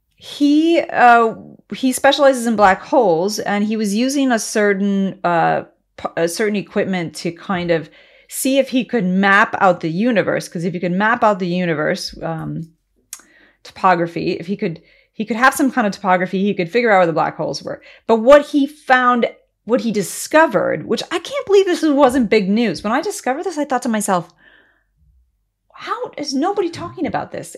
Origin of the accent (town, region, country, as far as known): United States